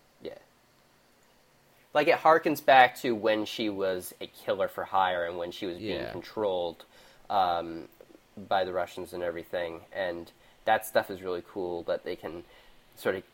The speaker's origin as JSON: {"language": "English", "country": "Canada", "said": "Being Canadian"}